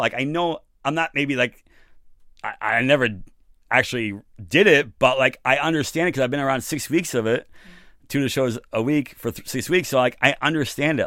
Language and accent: English; New York City, New York, United States; moved away; also born or lived in San Francisco; I'm originally from New York City